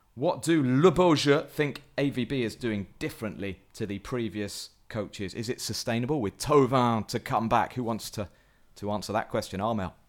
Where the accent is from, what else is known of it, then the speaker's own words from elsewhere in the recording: England, United Kingdom; as an Englishman